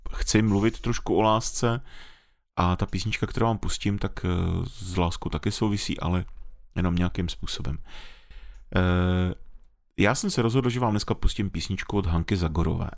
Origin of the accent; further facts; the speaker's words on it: Czechia; jsme Češi